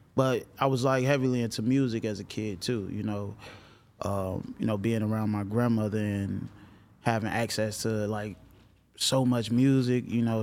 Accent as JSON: {"language": "English", "town": "Chicago", "region": "Illinois", "country": "United States", "tie": "born or raised there", "said": "growing up in Chicago."}